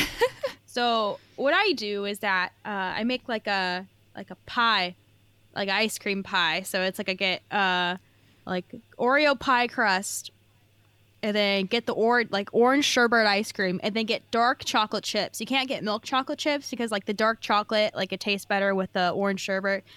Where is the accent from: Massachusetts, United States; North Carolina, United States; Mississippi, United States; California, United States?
California, United States; I'm from California